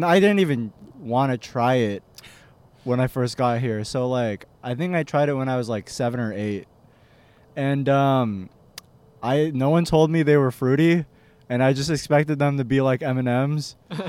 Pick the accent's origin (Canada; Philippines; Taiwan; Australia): Philippines; The Philippines, I guess.